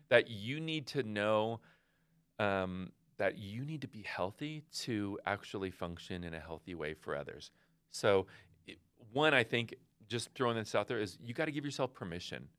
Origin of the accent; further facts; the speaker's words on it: West Coast, United States; I'm from the West Coast